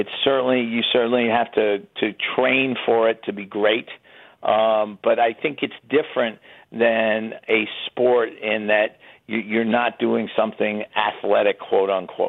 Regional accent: New York City, New York, United States; Grew up on the west side of Manhattan

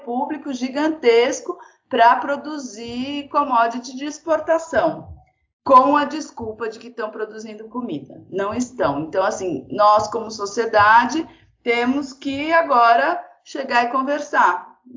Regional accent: São Paulo, Brazil; eu nasci uh, em São Paulo

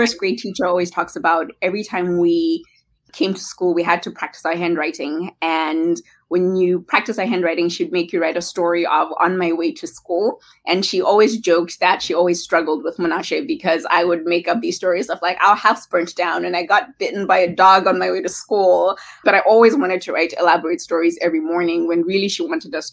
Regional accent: Harare, Zimbabwe; moved away as an adult; also born or lived in Bulawayo; now in United States; Yes, born and raised in Harare.

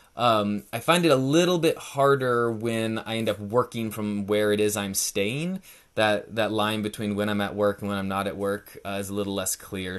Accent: Northern California, United States; moved away as an adult; now in Portland, United States; I grew up in Northern California, a pretty small town east of Sacramento, west of Lake Tahoe, so in the, the foothills of the Sierra Nevada mountains

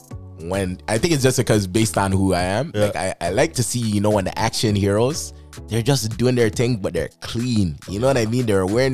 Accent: Brampton, Ontario, Canada; I'm from Brampton. From Brampton.

